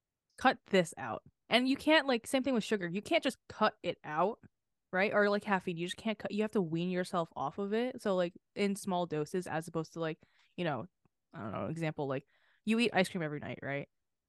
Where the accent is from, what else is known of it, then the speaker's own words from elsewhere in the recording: Philippines; I'm Filipino, I'm not cutting out fucking rice.